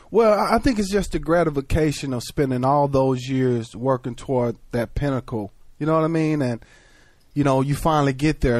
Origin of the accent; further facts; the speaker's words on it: Texas, United States; growing up in a state like Texas where football was huge